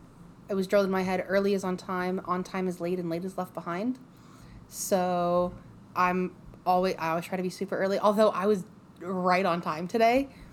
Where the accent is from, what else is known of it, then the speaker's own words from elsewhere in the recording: Columbus, Ohio, United States; So I have lived in Ohio my entire life. I was born and raised in Columbus